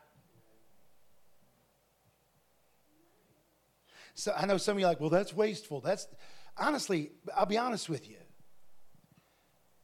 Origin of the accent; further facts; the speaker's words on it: Ohio, United States; I come from Ohio where they have grain silos